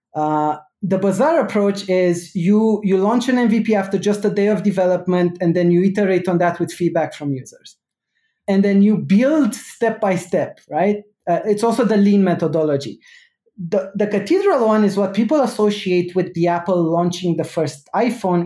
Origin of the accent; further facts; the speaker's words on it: Romania; I grew up in Romania